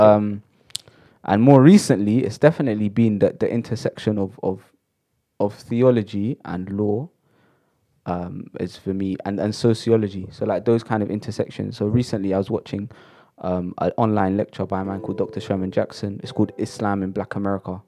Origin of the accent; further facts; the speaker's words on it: London, United Kingdom; I'm from Shepherd's Bush